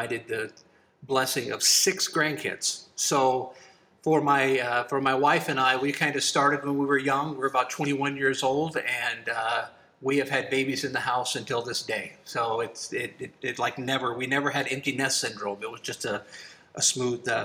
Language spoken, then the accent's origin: English; Alabama, United States; also born or lived in Upper Peninsula, Michigan; now in Wisconsin, United States; growing up in Alabama